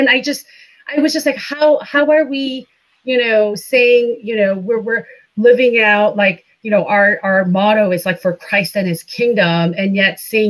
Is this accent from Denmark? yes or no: no; India; moved away as an adult; now in United States; So I am MK, a missionary kid. I grew up in India for the most part, and then came to the United States to go to college.